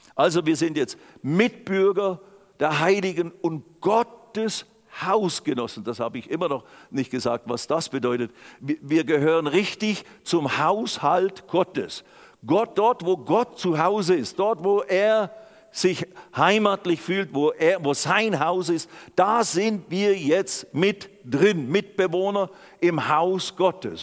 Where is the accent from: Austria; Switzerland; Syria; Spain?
Switzerland; also born or lived in Germany; ich bin Schweizer und auch inzwischen auch Deutscher geworden.